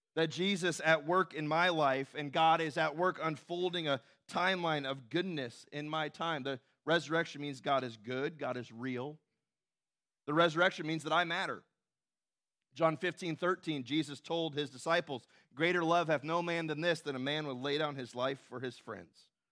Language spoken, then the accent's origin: English; Tennessee, United States; moved away; when I was growing up in Tennessee